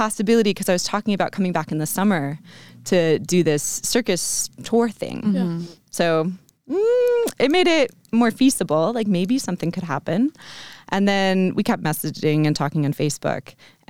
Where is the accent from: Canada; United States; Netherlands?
United States; Vermont; also born or lived in Chicago; So I'm from the U.S. Mm-hmm. I'm from Vermont originally.